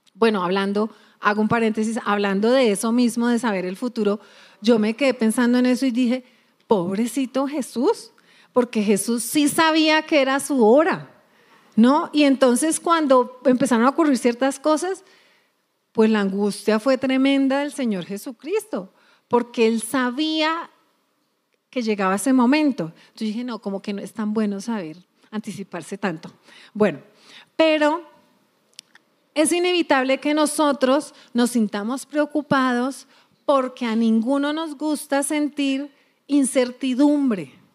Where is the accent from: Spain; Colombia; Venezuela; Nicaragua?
Colombia; nosotros somos colombianos, a ver, colombianos a mucho orgullo